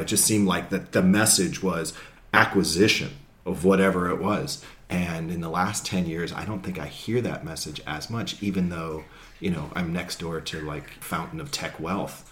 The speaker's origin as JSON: {"language": "English", "area": "Marin County", "region": "California", "country": "United States", "said": "I'm from Marin, we're based in Marin."}